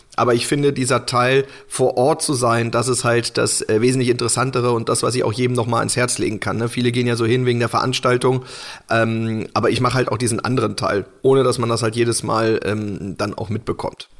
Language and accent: German; Hanover, Lower Saxony, Germany; der halt in Hannover war und wo ich halt auch, wo ich herkomme